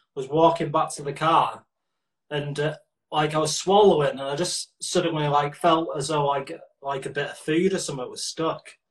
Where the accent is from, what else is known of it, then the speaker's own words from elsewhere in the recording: Manchester, North West England, United Kingdom; I'm from North Manchester, so uh, where I'm from, we'd never be classed as a Mancunian